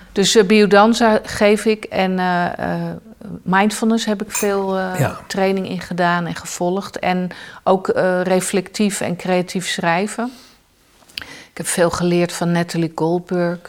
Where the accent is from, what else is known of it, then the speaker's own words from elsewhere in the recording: The Hague, South Holland, Netherlands; moved away; Ik ben eh, geboren in Den Haag.